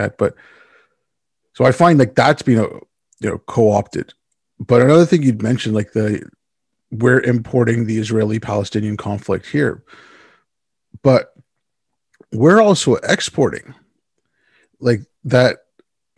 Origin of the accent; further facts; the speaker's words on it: India; also born or lived in Yemen; I was born in India. My family's from there. I mean, originally my family's from Yemen